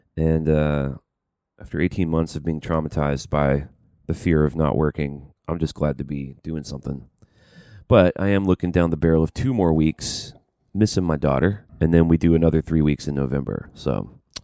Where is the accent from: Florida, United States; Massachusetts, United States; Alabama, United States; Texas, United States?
Alabama, United States; Birmingham; moved away; I'm from Birmingham